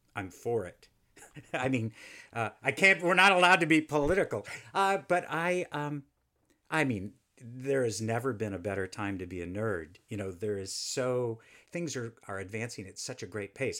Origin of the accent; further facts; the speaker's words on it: Houston, Texas, United States; I grew up in Houston, Texas